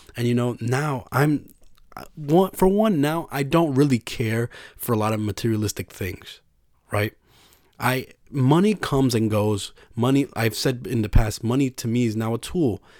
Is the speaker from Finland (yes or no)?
no; New York, United States; I was from New York